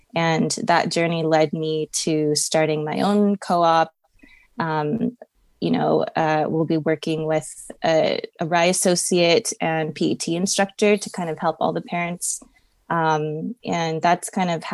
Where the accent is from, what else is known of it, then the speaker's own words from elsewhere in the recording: Long Beach, California, United States; I'm born and raised in Long Beach, California